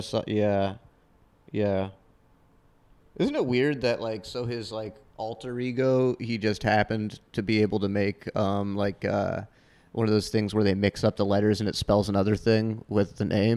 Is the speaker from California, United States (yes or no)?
yes; Half Moon Bay, California, United States; I grew up in an, uh, Half Moon Bay, home of the Half Moon Bay Pumpkin Festival